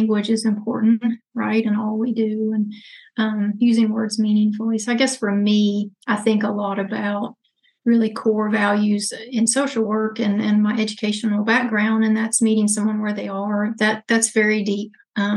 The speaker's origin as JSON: {"language": "English", "area": "Haywood County", "region": "North Carolina", "country": "United States", "tie": "born or raised there", "said": "I'm also from here, born and raised in Haywood County"}